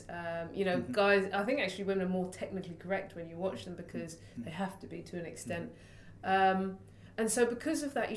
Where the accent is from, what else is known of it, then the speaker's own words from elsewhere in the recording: London, United Kingdom; being a Londoner